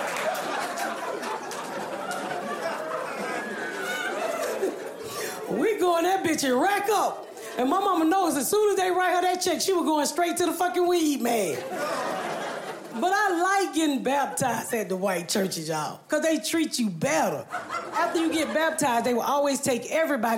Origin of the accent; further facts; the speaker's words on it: Atlanta, Georgia, United States; when I grew up here in Atlanta